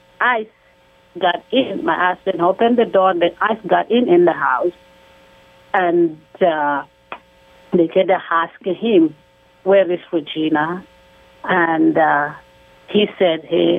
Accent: DR Congo; moved away as an adult; now in United States; we are from the Congo

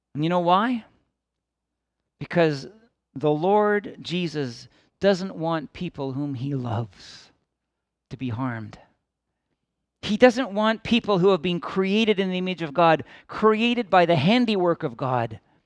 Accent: Midland, Ontario, Canada; I grew up in Midland, Ontario, in the southern end of Georgian Bay as a child

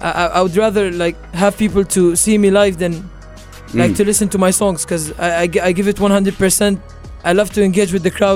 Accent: Sharjah, United Arab Emirates; Sharjah, actually. Sharjah. My hometown, Sharjah.

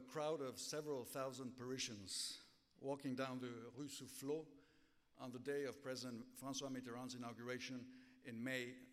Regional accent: United States; moved away; also born or lived in Mexico; I grew up in the United States in the 1930s

